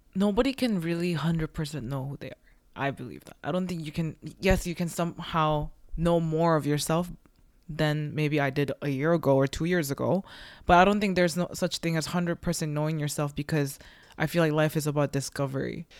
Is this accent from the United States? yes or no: no; South Korea; now in Canada; we're like all immigrants and we came from a different country, but there's a reason why we're all in Canada, right? And I believe, you know, like I'm from Korea